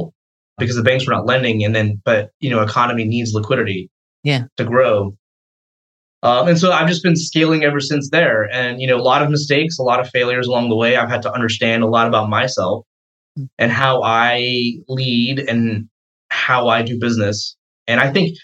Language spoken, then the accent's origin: English; Atlanta, Georgia, United States; I grew up here in Atlanta, actually, elementary through high school